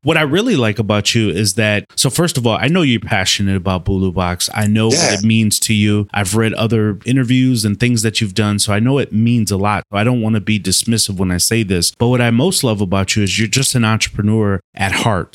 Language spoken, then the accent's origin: English; Wisconsin, United States; I'm from Wisconsin